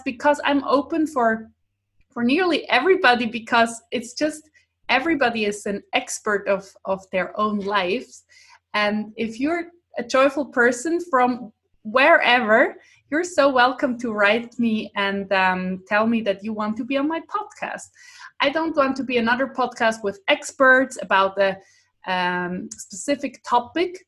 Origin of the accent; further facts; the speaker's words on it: Switzerland; first language Swiss German; English is a second language; swiss german because that's my mother tongue that's my language i live in switzerland